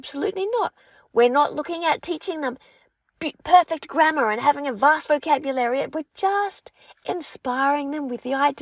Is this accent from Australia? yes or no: yes; Australia; accent: Aussie; first language English; Being an English speaker, my French is spoken with an accent, a bit of an Aussie accent.